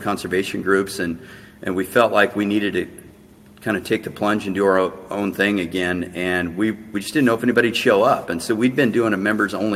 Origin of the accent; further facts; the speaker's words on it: Washington, United States; my home state of Washington